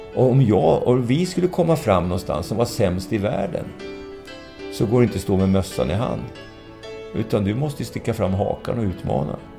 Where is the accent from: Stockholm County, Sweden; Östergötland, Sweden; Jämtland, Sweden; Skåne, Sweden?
Östergötland, Sweden; Valdemarsvik; jag är från Valdemarsvik i Östergötland som ligger fem mil söder om mm. Norrköping